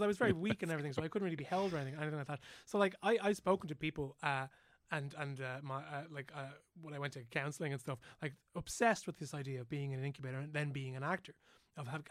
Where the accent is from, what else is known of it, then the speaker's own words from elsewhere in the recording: Dublin, Leinster, Ireland; I was born in the Coombe